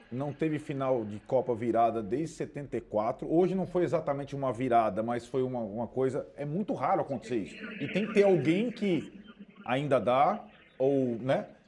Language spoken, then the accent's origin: Portuguese; Brazil; como brasileiros